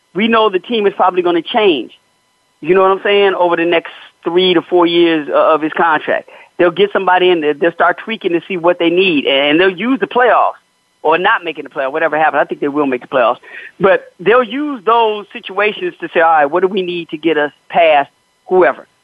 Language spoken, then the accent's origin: English; Chicago, Illinois, United States; I'm from Chicago.